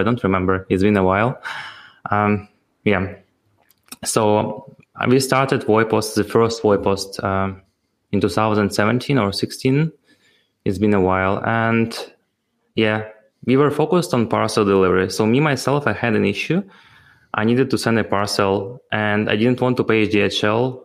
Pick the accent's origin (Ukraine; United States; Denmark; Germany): Ukraine; I'm also from Ukraine